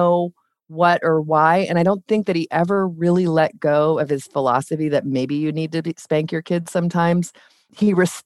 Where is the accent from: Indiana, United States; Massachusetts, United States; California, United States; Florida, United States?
California, United States; Ventura County, Southern; I grew up in Southern California